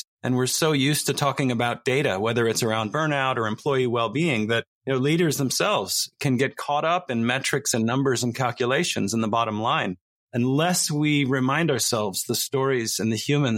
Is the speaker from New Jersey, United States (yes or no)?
yes; New Jersey, United States; study and service were very important in my family growing up in New Jersey